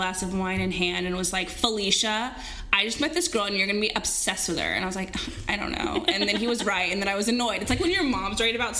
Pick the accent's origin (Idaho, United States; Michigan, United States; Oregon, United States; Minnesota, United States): Oregon, United States; Portland; also born or lived in Texas / San Jose, California; But I was technically raised on the West Coast. {S3} Oh, where? {S4} San Jose, California, and Portland, Oregon.